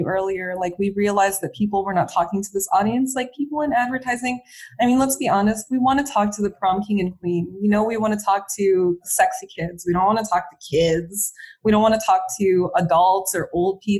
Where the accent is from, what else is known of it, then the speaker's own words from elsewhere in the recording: United States; moved away as an adult; now in France; being an American in France